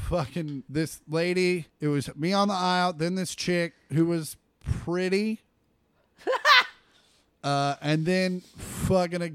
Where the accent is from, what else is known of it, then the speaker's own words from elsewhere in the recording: Kansas, United States; we grew up in Kansas